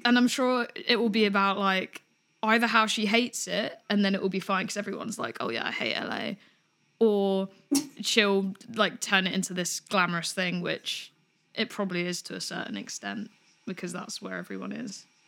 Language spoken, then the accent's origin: English; Greater London, United Kingdom; I'm from Greater London, so I'm from London, but kind of slightly more into the suburbs.